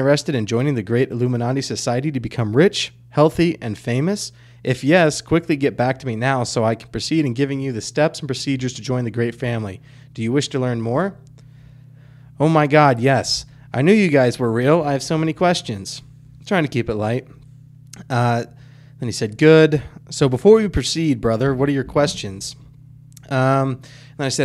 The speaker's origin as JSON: {"language": "English", "region": "the South", "country": "United States", "said": "we're from the South"}